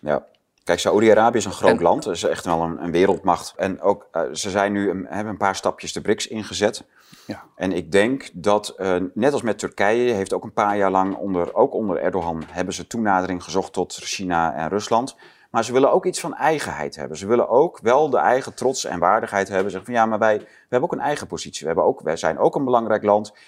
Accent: Netherlands; als Nederlander

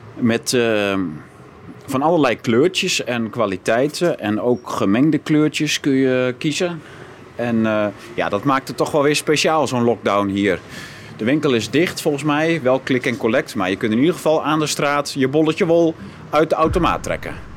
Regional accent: Groningen, Netherlands; wij, wij komen uit Groningen

